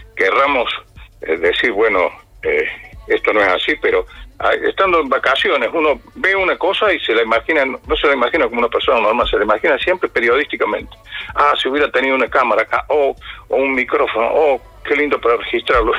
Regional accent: Villa de María del Río Seco, Córdoba, Argentina; Ahí pasé, eh, pasé prácticamente todos los primeros días de mi infancia, desde que nací hasta más o menos los eh, cuatro o cinco años

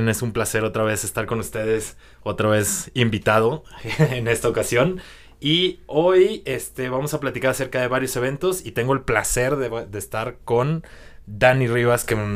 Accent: Guadalajara, Jalisco, Mexico; born or raised there; moved away

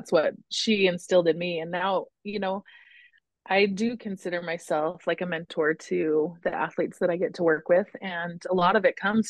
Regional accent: California, United States; also born or lived in Utah; when we were about 4 or 5, we moved from Utah to California and kind of restarted life out there

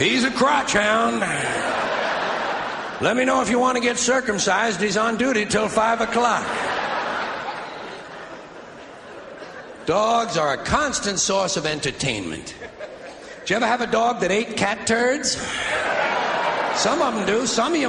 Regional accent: United States; I'm an American

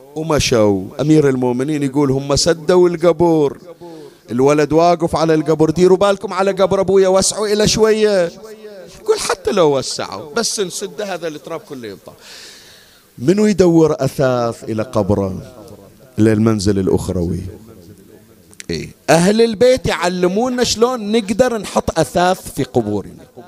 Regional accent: Bahrain; عندنا في البحرين

